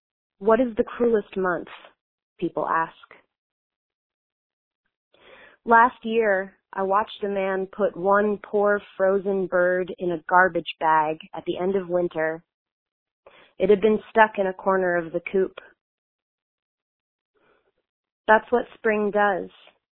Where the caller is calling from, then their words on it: Philadelphia, Pennsylvania, United States; I'm calling from Philadelphia, Pennsylvania.